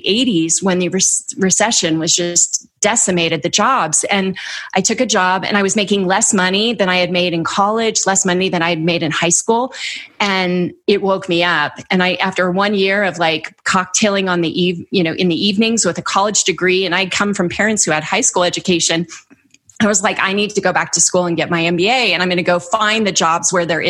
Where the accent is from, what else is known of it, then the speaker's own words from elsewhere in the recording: the Bay Area, California, United States; I grew up in the Bay Area.